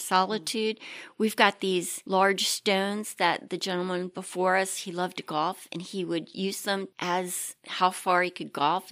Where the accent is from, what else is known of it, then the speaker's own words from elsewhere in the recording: Maryland, United States; moved away as an adult; also born or lived in Pittsburgh; now in Ohio, United States; I was raised on Maryland steamed crabs